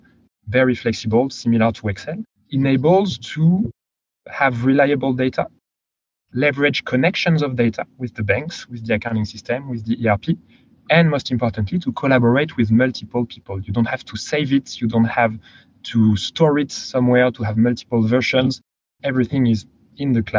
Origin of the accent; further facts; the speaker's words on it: France; accent: French; English is a second language; moved away; originally from France. You can probably tell from my accent.